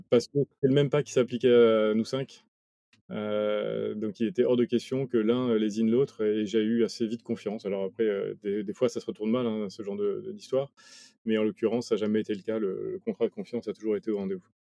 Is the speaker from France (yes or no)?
yes; Paris, Île-de-France, France; also born or lived in Nice / Mexico / Chile; j'ai grandi à Paris, autour de Paris